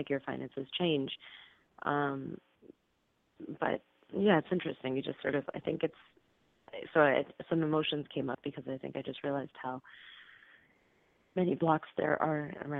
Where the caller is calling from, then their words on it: California, United States; I'm calling from California.